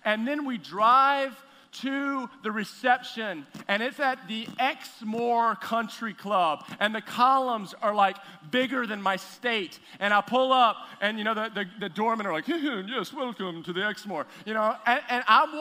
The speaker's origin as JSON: {"language": "English", "region": "Texas", "country": "United States", "moved": "yes", "said": "I am from Texas originally, from the South"}